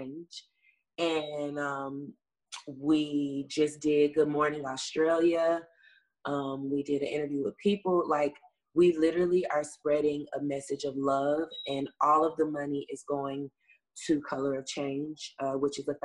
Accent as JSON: {"language": "English", "region": "the South", "country": "United States", "moved": "yes", "lives_now": "Los Angeles, United States", "said": "I'm from the South. I come from the church, so we call it like a little soul choir. And we bring Memphis"}